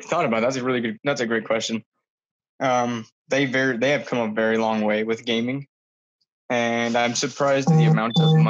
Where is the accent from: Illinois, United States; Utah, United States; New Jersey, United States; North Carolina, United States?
Utah, United States; born and raised in Utah. And just kind of been going to school down in St. George.